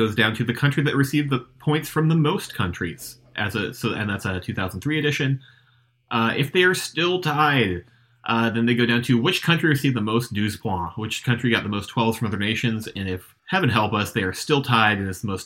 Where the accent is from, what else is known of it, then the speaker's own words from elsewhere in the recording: United States; as an American